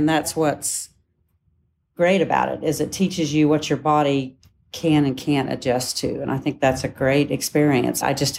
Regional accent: Oklahoma, United States; Yes, Oklahoma, I'm originally from Oklahoma.

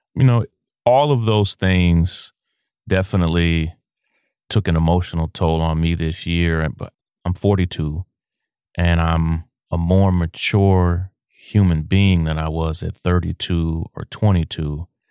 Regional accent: Kentucky, United States; We're from a small town in Kentucky

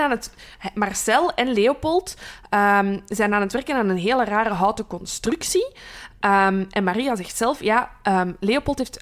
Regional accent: Brussels, Brussels-Capital Region, Belgium; accent: Brussels; mijn Brusselse tongval. En ik ben hier geboren en getogen, maar mijn route ligt rond Kachtem

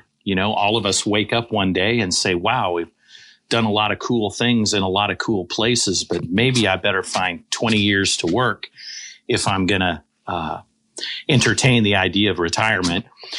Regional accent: Sacramento, California, United States; moved away as an adult; also born or lived in College Station, Texas; now in Baton Rouge, United States; I was raised in Sacramento, California, in the middle of the Central Valley.

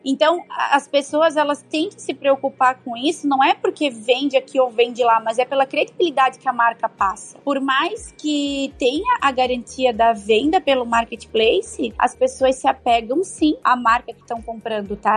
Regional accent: Brusque, Santa Catarina, Brazil; Eu sou de Brusque, então todo mundo conhece porque Brusque é Brusque, né? A gente fala tudo no X, então é bem sotaque

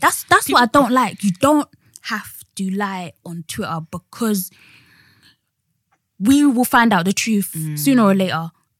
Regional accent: Jamaica; also born or lived in Barbados; I'm from Jamaica and Barbados. Of course, my ancestors are from Africa.

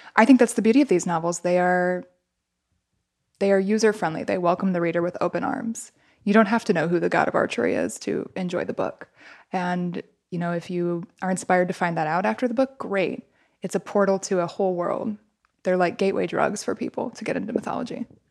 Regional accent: Midwest, United States; I'm from the Midwest.

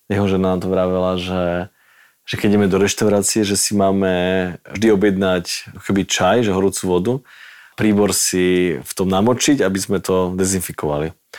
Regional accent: Slovakia; my zo Slovenska

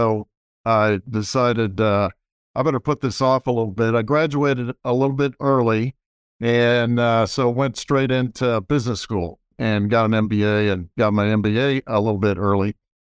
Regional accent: Austin, Texas, United States; Well, I grew up in Austin, Texas, for the most part. And I say for the most part because my father was in the Army. So we ended up moving around all the time, lived in Army bases all over the country.

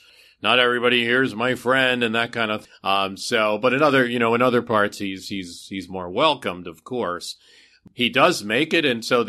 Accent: New Jersey, United States; my home state of New Jersey is not a friendly place to Lincoln.

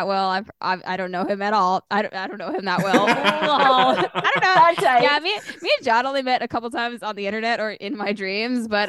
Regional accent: Hamilton, Ontario, Canada; I grew up in Ancaster, Ontario, which is just kind of up the mountain from Hamilton.

